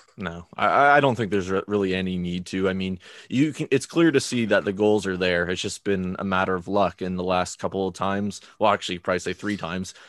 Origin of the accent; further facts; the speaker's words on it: Canada; as an international fan, as a Canadian Villa fan